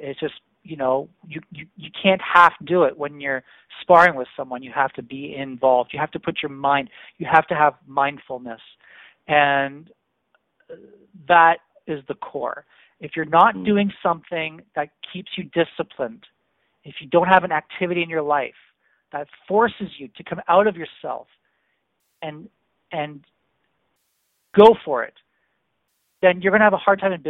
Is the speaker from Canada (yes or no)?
yes; Canada; as a Canadian